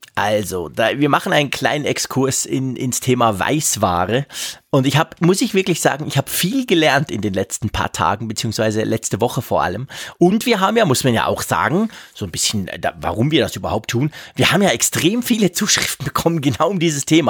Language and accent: German; Switzerland; bei uns in der Schweiz